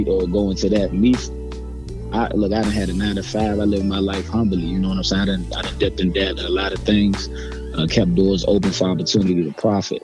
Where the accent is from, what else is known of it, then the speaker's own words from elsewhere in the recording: Maryland, United States; I'm from Maryland. Definitely DMV, DC, Maryland, Virginia